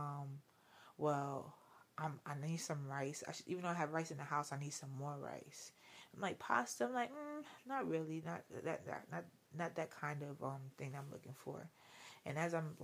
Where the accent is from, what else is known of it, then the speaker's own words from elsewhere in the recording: New York City, New York, United States; I'm straight Brooklyn all day.